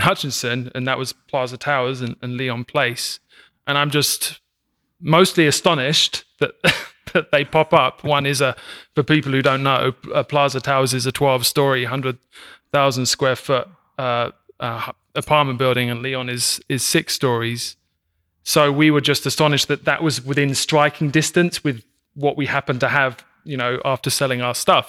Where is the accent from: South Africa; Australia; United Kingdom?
United Kingdom; England; also born or lived in Brooklyn, New York; now in Kansas City area, United States; I'm from, uh, England